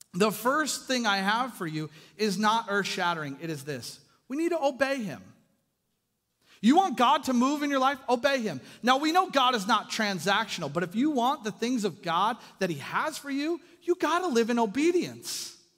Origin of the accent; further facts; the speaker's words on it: Kitsap Peninsula, Washington, United States; I grew up on the Kitsap Peninsula